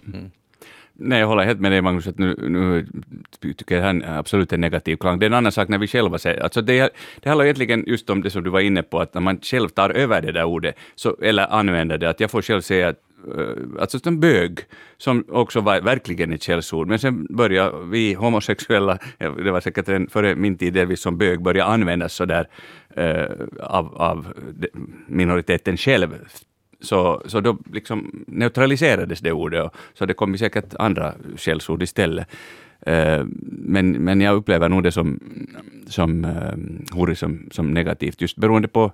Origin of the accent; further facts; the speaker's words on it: Finland; Vi är svenskspråkiga i Finland